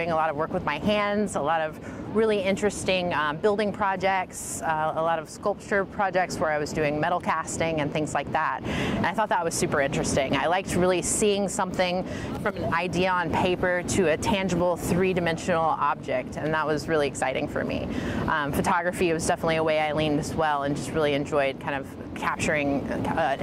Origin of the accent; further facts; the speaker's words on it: Baton Rouge, Louisiana, United States; now in Portland, United States; I'm from Baton Rouge, Louisiana. So I grew up in a college town